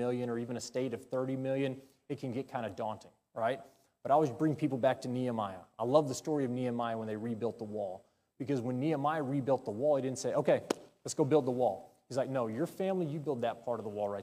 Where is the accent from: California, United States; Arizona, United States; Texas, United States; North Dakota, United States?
Texas, United States; I'm a Texan